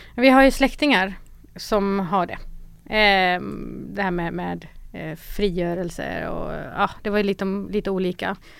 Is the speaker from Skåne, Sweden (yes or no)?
yes; Malmö, Skåne, Sweden; also born or lived in North Macedonia; jag är uppvuxen i Rosengård, har gått i Rosengårdsskolan